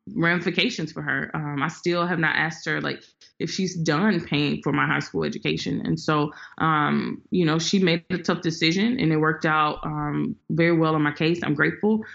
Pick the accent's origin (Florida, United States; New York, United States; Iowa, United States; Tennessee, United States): Tennessee, United States; Memphis; I am from Memphis. I'm a first generation Memphian, and so um, I went to public school all the way up until fifth grade